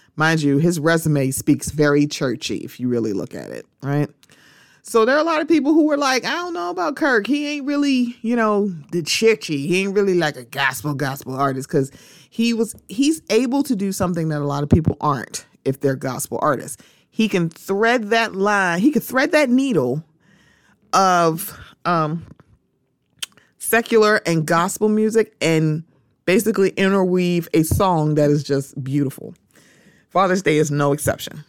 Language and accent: English; Baltimore, Maryland, United States; my hometown